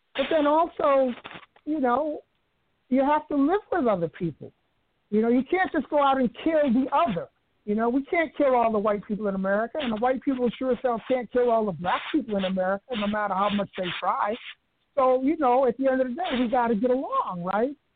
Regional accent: New York City, New York, United States; moved away; I grew up in the South Bronx of New York City

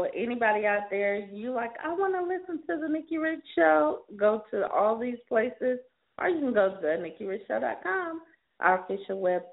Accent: South Carolina, United States; now in Los Angeles, United States; I'll be heading to my home state, South Carolina, in the morning from L.A.

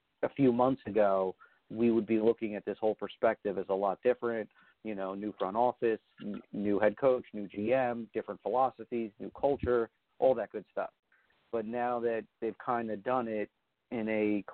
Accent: New Jersey, United States; now in New York, United States; growing up in North Jersey

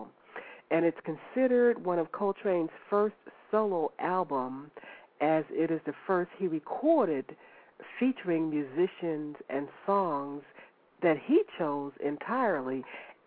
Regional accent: North Carolina, United States; I'm from North Carolina

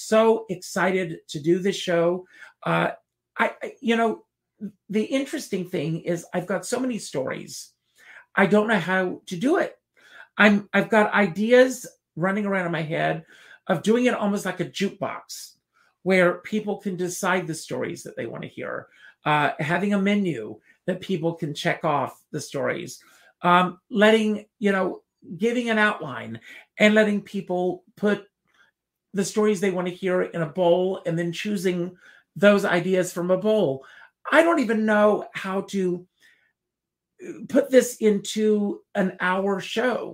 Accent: Conway, South Carolina, United States; moved away; as this kid growing up in South Carolina

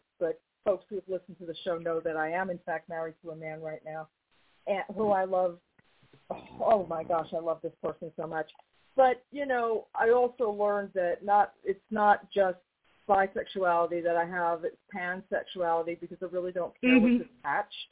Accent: New York, United States; now in North Carolina, United States; I'm from New York, but I live in North Carolina

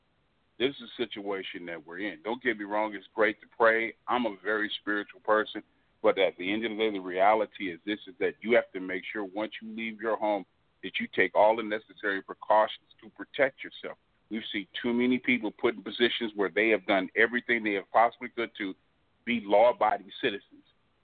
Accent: Los Angeles, California, United States; now in Houston, United States; I'm originally from South Central Los Angeles. I grew up in the era of Chief Daryl Gates

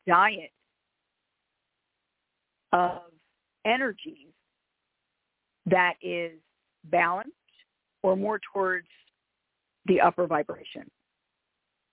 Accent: Philadelphia, Pennsylvania, United States; I'm from Philadelphia. More specifically, I'm from South Philadelphia, which is an Italian and Irish ghetto

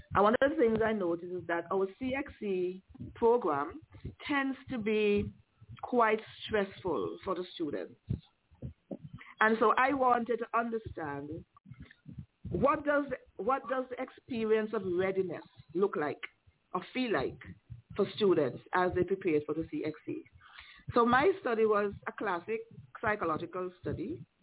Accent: Liberta, Saint Paul, Antigua & Barbuda; also born or lived in Montserrat; I grew up in Liberta

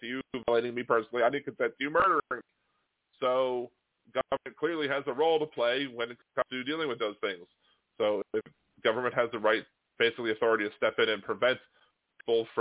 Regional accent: Delaware, United States; I was born in Delaware. My grandparents lived in Delaware

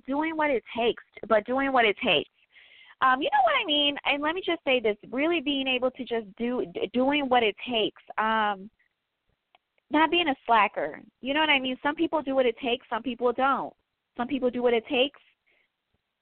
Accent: Midwest, United States; I am from the Midwest

